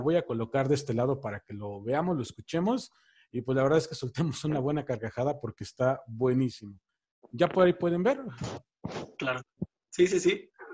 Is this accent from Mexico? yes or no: yes; State of Mexico, Mexico; now in Mexico City, Mexico; Yo soy de aquí de la Ciudad de México, bueno, vivo aquí en la Ciudad de México, soy del Estado de México